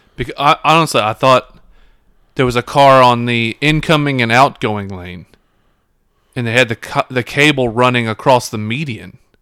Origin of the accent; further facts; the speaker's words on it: Memphis, Tennessee, United States; we're from the Memphis area